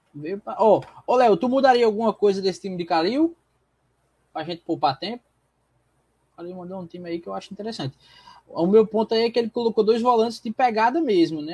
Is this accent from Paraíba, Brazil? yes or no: yes; João Pessoa, Paraíba, Brazil; also born or lived in Petrolina, Pernambuco; João Pessoa me fez quem eu sou hoje